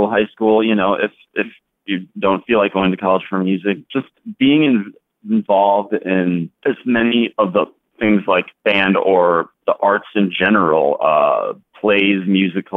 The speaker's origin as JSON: {"language": "English", "town": "Fond du Lac", "region": "Wisconsin", "country": "United States", "tie": "born or raised there", "moved": "as an adult", "lives_now": "Chicago, United States", "said": "I currently live in Chicago. I've been here for about 8 years, but I grew up in Fond du Lac, Wisconsin"}